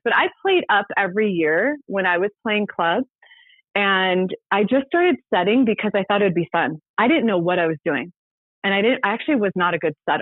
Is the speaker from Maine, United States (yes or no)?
no; Ventura, California, United States; my sister made the high school volleyball team in my hometown of Ventura